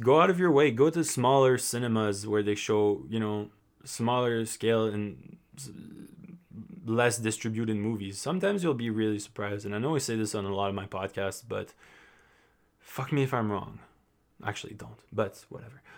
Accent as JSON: {"language": "English", "town": "Montreal", "region": "Quebec", "country": "Canada", "tie": "born or raised there", "said": "my hometown of Montreal"}